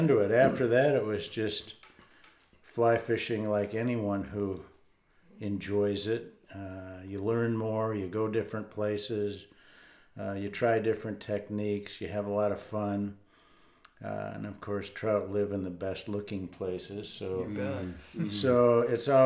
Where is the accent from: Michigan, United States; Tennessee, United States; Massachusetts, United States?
Michigan, United States; Grand Rapids; I was born and raised in Grand Rapids